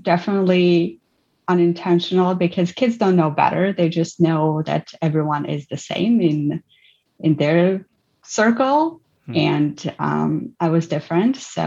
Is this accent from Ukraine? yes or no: yes; Ukraine; also born or lived in Armenia; I grew up in Ukraine and I spent my whole life living in an immigrant family and being immigrant since I was 1 year old.